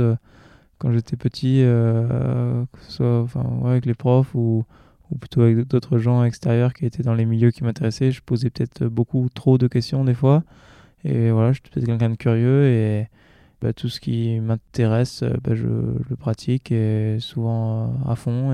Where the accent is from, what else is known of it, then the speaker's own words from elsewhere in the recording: New Caledonia; moved away as an adult; j'ai passé quasiment toute ma vie en Calédonie